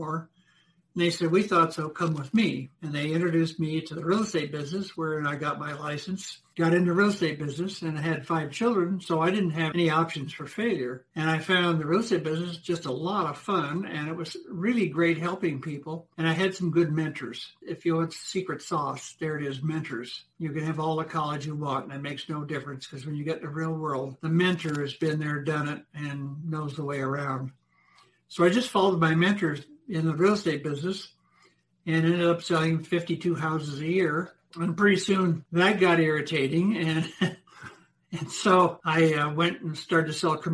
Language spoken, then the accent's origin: English; Denver, Colorado, United States; also born or lived in Hollywood, California; my mother and father were native Denverites. So we moved back here. And I ended up going to school here